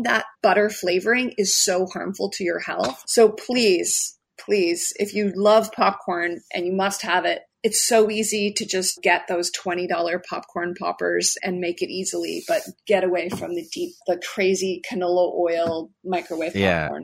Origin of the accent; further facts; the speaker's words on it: Canada; I'm Canadian